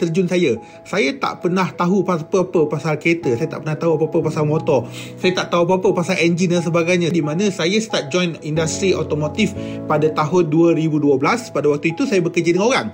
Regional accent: Gemas, Negeri Sembilan, Malaysia; saya membesar di Felda Palung 2 di Gemas Negeri Sembilan

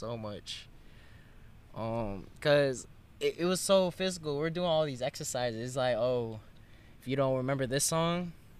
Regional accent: Broward County, Florida, United States; I'm from Broward County, Florida. It's very diverse over here.

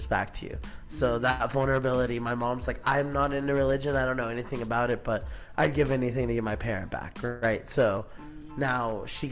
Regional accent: Palm Springs, California, United States; I'm from Palm Springs, California. Born and raised out here.

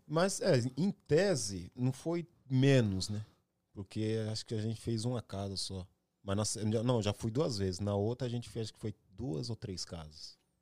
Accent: Ferraz de Vasconcelos, São Paulo, Brazil; moved away as an adult; now in United States; Mas de onde eu vim, sempre vou saber. Vim de Ferraz de Vasconcelos

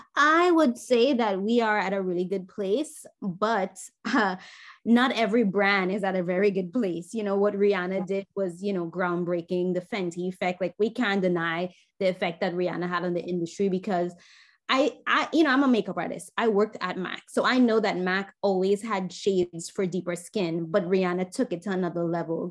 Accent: Trinidad & Tobago; moved away as an adult; now in New York, United States; growing up in Trinidad

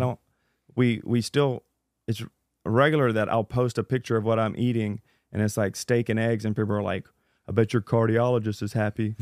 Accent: Louisiana, United States; I'm from Louisiana.

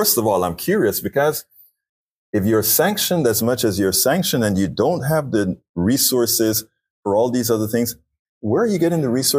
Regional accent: Panama; now in United States; I'm originally from Panama

